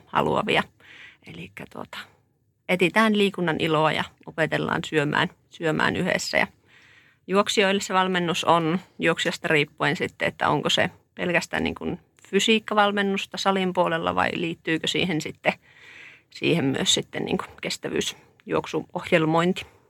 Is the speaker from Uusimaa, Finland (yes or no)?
no; Oulu, North Ostrobothnia, Finland; Mä oon tuolta Oulusta kotoisin tai sieltä nyt tullut